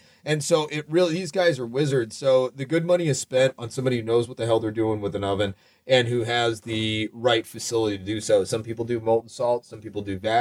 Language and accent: English; Arizona, United States; moved away; also born or lived in Colorado; I'm from Arizona, but I lived in Colorado